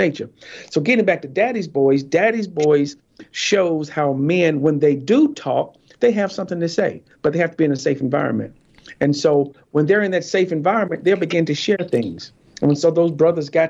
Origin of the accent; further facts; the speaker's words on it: Warrenton, North Carolina, United States; also born or lived in Fayetteville, North Carolina; I'm from a little town called Lick Skillet, North Carolina